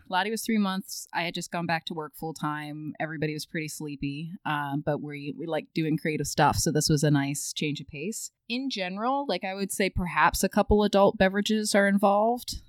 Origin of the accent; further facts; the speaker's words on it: Maryland, United States; I grew up in Maryland